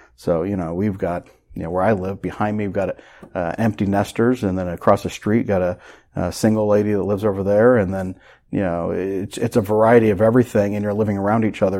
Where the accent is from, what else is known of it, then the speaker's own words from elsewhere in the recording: Carmel, Indiana, United States; when I grew up in Carmel, Carmel was twenty-five thousand people